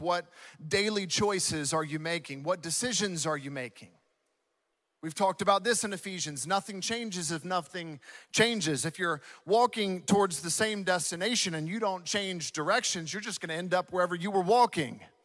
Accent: Southeast, United States; now in West Coast, United States; being born and raised in the Southeast

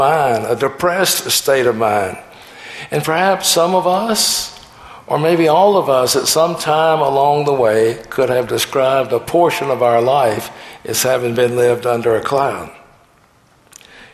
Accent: the South, United States; Growing up in the South

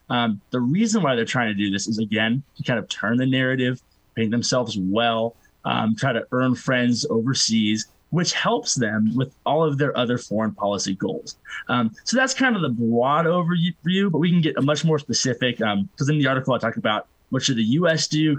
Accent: Los Angeles, California, United States; I grew up in Los Angeles, California.

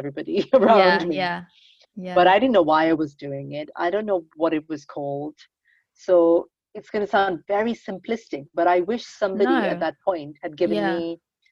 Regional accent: Mumbai, Maharashtra, India; moved away as an adult; also born or lived in Kerala, India; now in United Kingdom; I grew up in Mumbai

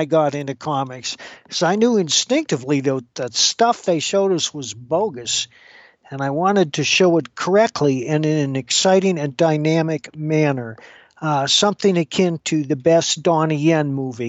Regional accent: Mitchell, South Dakota, United States; No, I grew up in South Dakota. It was in the early 60s in Mitchell, South Dakota

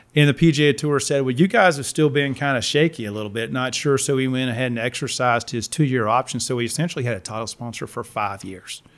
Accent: Winston-Salem, North Carolina, United States; moved back to my hometown, Winston Salem, North Carolina.

